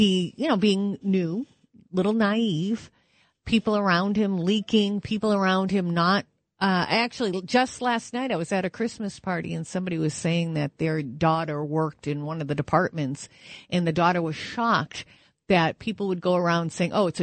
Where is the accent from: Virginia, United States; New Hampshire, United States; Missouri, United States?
New Hampshire, United States; Manchester; I'm from Manchester, New Hampshire